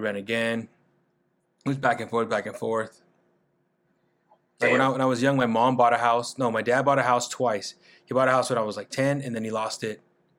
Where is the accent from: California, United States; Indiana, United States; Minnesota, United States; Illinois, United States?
California, United States; Bakersfield; now in San Diego, United States; I grew up in Bakersfield. I moved out here.